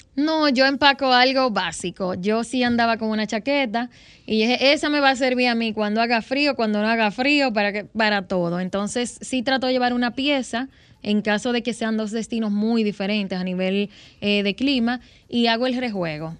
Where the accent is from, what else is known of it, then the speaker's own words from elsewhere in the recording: Dominican Republic; en mi país, República Dominicana